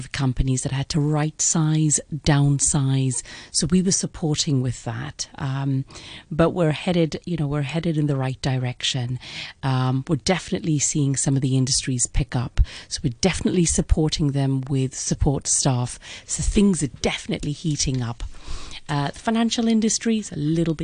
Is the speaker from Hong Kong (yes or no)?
yes; Hong Kong; Born and bred in Hong Kong. Hong Kong is home.